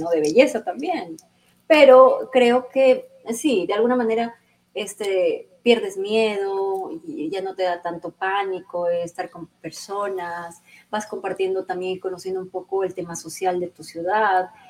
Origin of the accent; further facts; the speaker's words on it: Santo Domingo, Dominican Republic; yo participé para Reina de Santo Domingo, fui la virreina de, mi